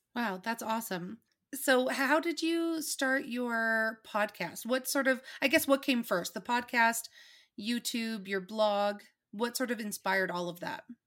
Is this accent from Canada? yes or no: yes; Winnipeg, Manitoba, Canada; moved away; I'm from Winnipeg